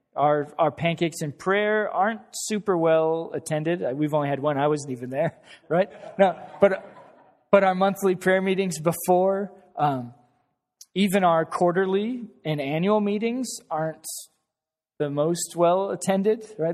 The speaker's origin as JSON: {"language": "English", "region": "Wyoming", "country": "United States", "moved": "yes", "said": "I'm from Wyoming"}